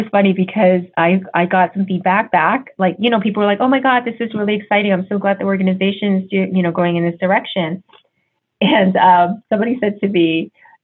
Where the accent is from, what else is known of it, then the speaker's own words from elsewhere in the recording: New York City, New York, United States; I'm Chinese American, just so you know, and I was born in New York City. So I grew up in a very diverse neighborhood